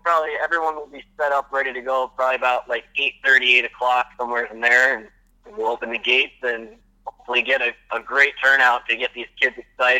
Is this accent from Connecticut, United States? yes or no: yes; Wallingford, Connecticut, United States; moved away as an adult; now in Saugerties, United States; I grew up in Wallingford, Connecticut. Moved out here to Saugerties about 4 years ago.